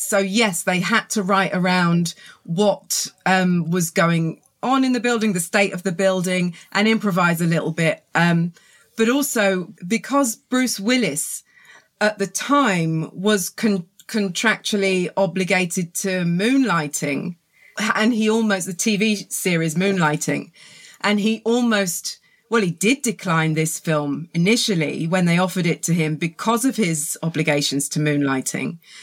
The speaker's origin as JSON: {"language": "English", "town": "Reading", "region": "South East England", "country": "United Kingdom", "tie": "born or raised there", "also_born_or_lived": "London", "accent": "southern", "moved": "yes", "lives_now": "South coast of England, United Kingdom", "said": "I was born in Reading, lived in London, and now I'm on the south coast of England. So, uh, wow. a very southern accent"}